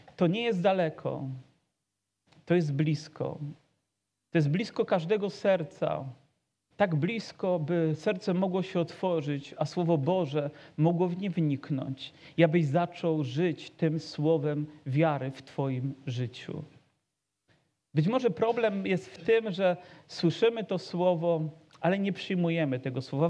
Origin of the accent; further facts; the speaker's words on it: Poland; urodziliśmy się w narodzie, gdzie chrześcijaństwo po prostu wysysa się z mlekiem matki